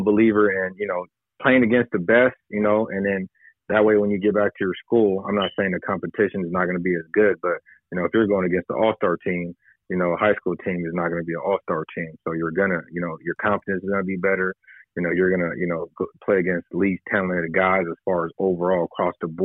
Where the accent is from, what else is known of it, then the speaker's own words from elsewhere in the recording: San Diego, California, United States; I grew up in the Southeast. So, you know, when I was growing up, you know, most of us didn't even go to our neighborhood schools